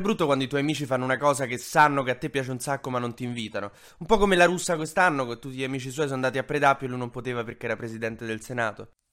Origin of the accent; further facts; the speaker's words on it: Rome, Lazio, Italy; io sono di Roma